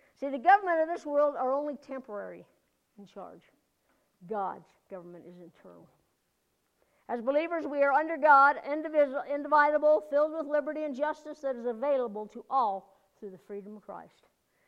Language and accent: English; United States; as an American